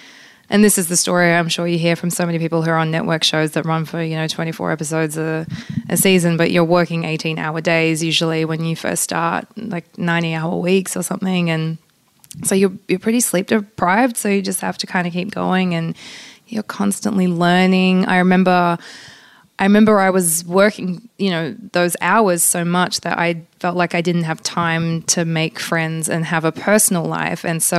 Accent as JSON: {"language": "English", "country": "Australia", "tie": "born or raised there", "first_language": "pl", "second_language": "English", "said": "childhood was sort of both Polish and Australian, because we speak Polish at home, and I technically it was my first language growing up. So, you know, I grew up very much within a Polish culture."}